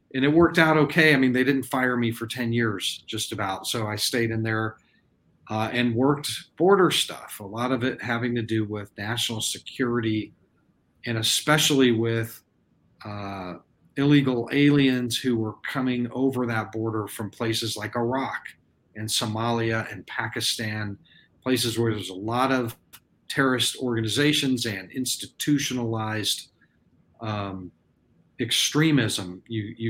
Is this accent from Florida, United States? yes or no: no; Texas, United States; I was born in Texas, and I've lived here for a big chunk of my life